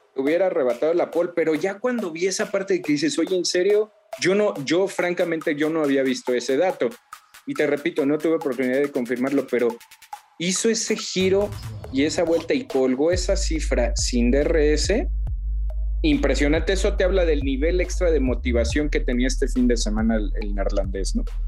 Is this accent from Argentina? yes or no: no; Mexico; nosotros somos mexicanos